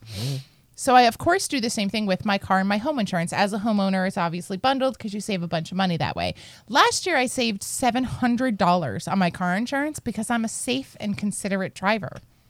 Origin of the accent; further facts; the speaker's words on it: New Jersey, United States; I'm from Jersey